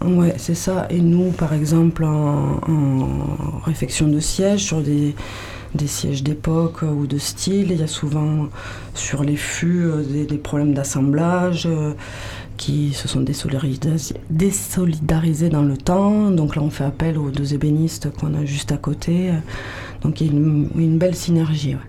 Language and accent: French; Toulouse, Occitania, France; moved away as an adult; now in Landes, France; moi de Toulouse, mais bon, ça fait 25 ans que je suis là quand même